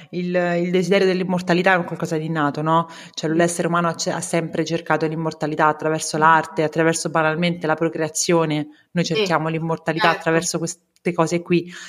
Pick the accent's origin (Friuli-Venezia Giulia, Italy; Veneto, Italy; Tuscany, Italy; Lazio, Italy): Lazio, Italy; Rome; now in Turin, Italy; Sono romana, sì, giusto. si sente, immagino che...